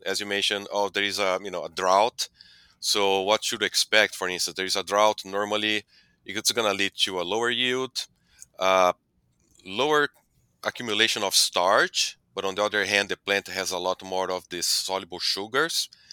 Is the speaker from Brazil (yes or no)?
yes; Brazil; moved away as an adult; also born or lived in Delaware, United States; now in United States; I'm originally from Brazil. I grew up on a dairy that became a beef operation. Then I came to U S to pursue my, uh, P H D